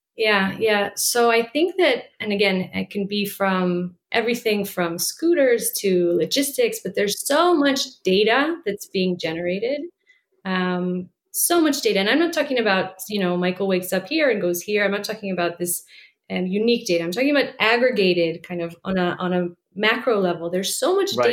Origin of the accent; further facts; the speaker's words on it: Washington, District of Columbia, United States; moved away as an adult; also born or lived in Israel / Bolivia; I grew up in Washington, D.C.